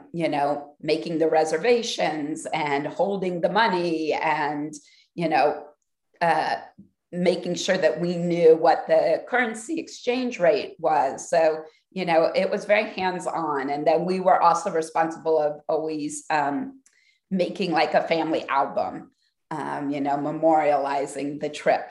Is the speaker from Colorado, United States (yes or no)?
no; Columbus, Ohio, United States; I grew up in Columbus, Ohio.